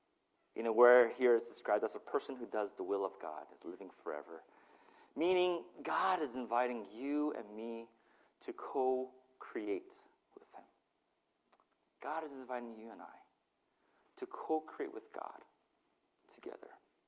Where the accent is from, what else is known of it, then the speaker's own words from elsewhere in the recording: Utah, United States; also born or lived in Mississippi; And I grew up in Utah and Mississippi my first 5 years, and so that was my worldview. And so to be unplugged from that and then plopped into the motherland, Korea, it was such a culture shock for me.